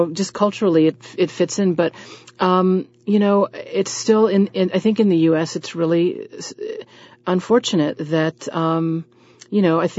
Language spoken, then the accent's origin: English; Southern United States, United States; But I said so very nicely because I'm a Southerner.